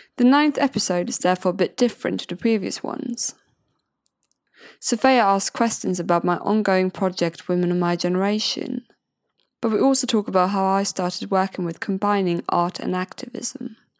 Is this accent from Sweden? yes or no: yes; Sweden; English is a second language; moved away as an adult; now in Brighton, United Kingdom; I'm originally from Sweden